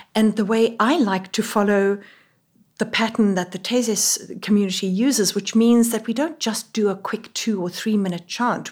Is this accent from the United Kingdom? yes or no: no; South Africa; moved away as an adult; now in Middletown, United States; I, as you can tell from my voice, am not from here. I am a South African